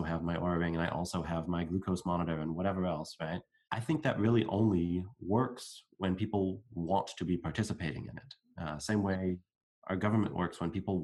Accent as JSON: {"language": "English", "country": "United States", "said": "I'm going to speak as an American, there are certain groups within my country"}